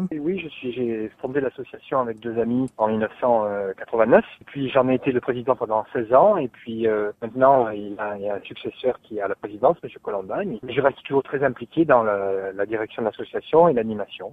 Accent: Brando, Corsica, France; je suis originaire de Brando.

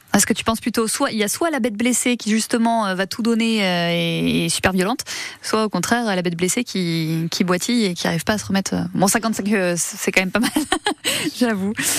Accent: Toulouse, Occitania, France; chez nous à Toulouse

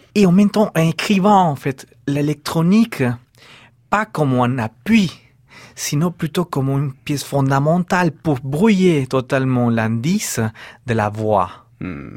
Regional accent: Peru; moved away

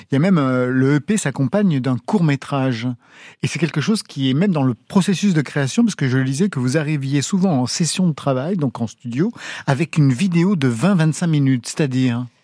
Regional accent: Auvergne-Rhône-Alpes, France; moi j'ai grandi dans la Loire quand même

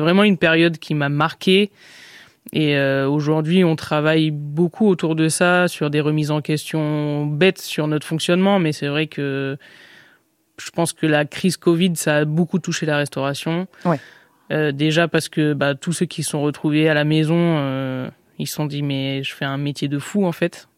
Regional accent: Nice, Provence-Alpes-Côte d'Azur, France; moved away as an adult; now in Paris, France; je suis niçoise, j'ai vécu à Nice 17 ans

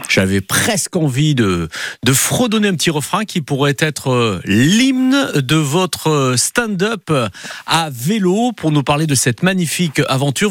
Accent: Provence-Alpes-Côte d'Azur, France; chez nous en Provence

